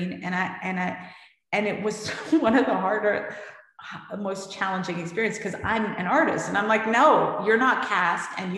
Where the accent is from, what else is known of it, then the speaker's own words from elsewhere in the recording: San Francisco, California, United States; moved away as an adult; also born or lived in New York; I had this life, you know, in San Francisco where, you know, everyone kind of knew me